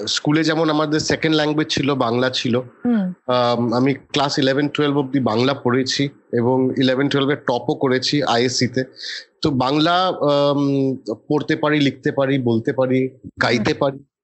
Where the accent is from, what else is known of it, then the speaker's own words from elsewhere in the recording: Kolkata, West Bengal, India; moved away as an adult; also born or lived in Kalimpong, India / Delhi, India; now in Mumbai, India; I still consider my self to B ক্যালকাটান